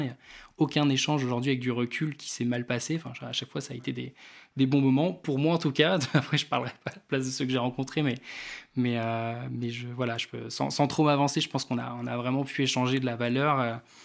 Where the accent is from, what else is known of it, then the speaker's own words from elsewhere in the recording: Réunion; moved away as an adult; now in Rennes, France; je venais de la Réunion à la base